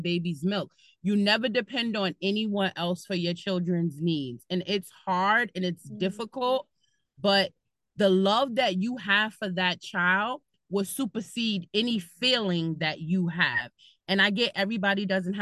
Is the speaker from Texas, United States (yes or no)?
no; New York City, New York, United States; moved away as an adult; now in Bergen County, United States; I'm originally from Brooklyn and now I live in Bergen County. And what I was taught in the city, like growing up in New York